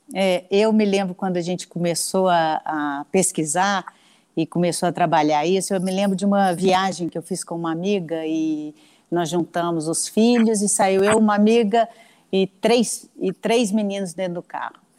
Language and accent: Portuguese; Belo Horizonte, Minas Gerais, Brazil; nós somos de Belo Horizonte.